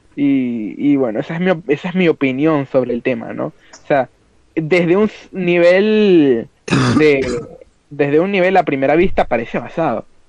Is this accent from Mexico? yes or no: no; Venezuela; moved away; al final es donde nosotros crecimos. Eh, y que estamos en el éxodo ahora